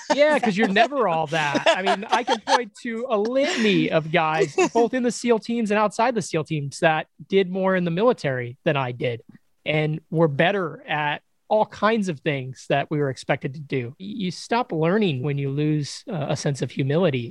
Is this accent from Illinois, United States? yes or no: yes; Chicago, Illinois, United States; moved away as an adult; I grew up in Chicago, Illinois.